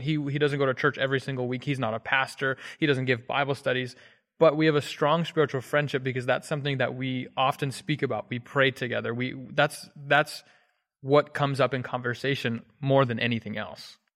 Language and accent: English; Hagerstown, Maryland, United States; I'm from Hagerstown, Maryland